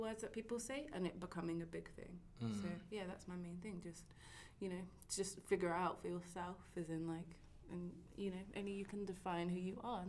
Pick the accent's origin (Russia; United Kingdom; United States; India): United Kingdom; I am Black British and that's who I am.